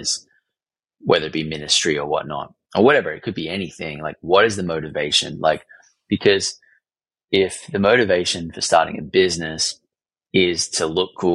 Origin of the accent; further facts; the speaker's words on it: Australia; I'm from Australia